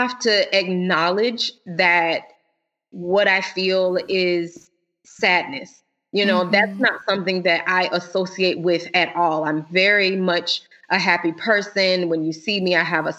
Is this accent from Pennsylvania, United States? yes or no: no; Florida, United States; now in Illinois, United States; We're originally from Florida